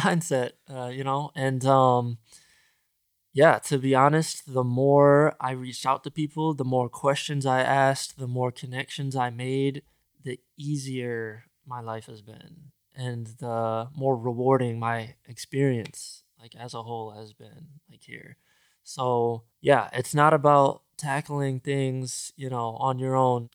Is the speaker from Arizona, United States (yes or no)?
no; Grand Rapids, Michigan, United States; moved away as an adult; now in Los Angeles, United States; where I grew up in the Midwest, Grand Rapids, Michigan